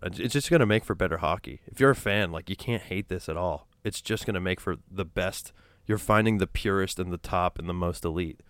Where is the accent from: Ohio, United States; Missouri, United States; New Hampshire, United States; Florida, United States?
New Hampshire, United States; now in Los Angeles, United States; I grew up in New Hampshire, which is predominantly white